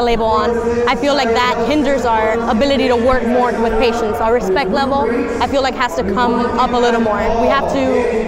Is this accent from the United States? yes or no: yes; Miami, Florida, United States; I'm originally from Miami, so I wanted to stay in the area.